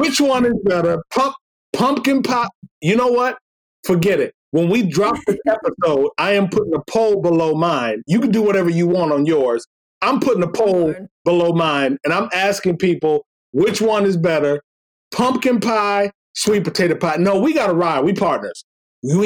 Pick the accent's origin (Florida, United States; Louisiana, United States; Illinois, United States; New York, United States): Florida, United States; I was born in Florida